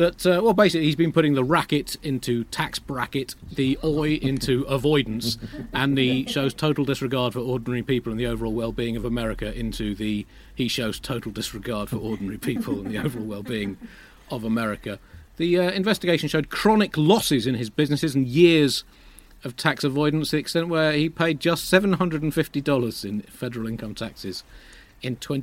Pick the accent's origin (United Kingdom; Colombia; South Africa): United Kingdom; Tunbridge Wells, South East England; I grew up in the disputed border town of Tunbridge Wells